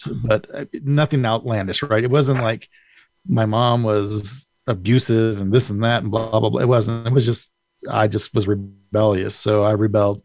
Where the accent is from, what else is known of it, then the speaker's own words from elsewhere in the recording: Colorado Springs, Colorado, United States; also born or lived in Indio, California; I've been in Colorado Springs I call it home because I've been here since I was in second grade